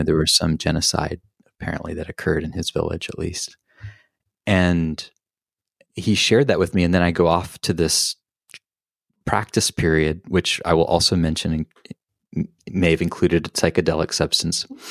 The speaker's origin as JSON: {"language": "English", "region": "the Southern Baptist South", "country": "United States", "tie": "born or raised there", "also_born_or_lived": "Boulder, Colorado", "moved": "yes", "said": "Palestinian, growing up in the Southern Baptist South"}